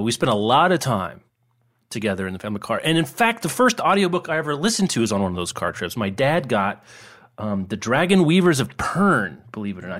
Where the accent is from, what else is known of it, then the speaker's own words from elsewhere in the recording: Lawrence, Kansas, United States; I grew up in Kansas